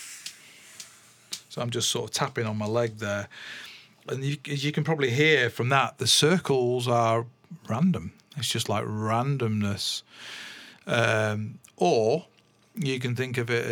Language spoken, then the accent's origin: English; England, United Kingdom; I'm English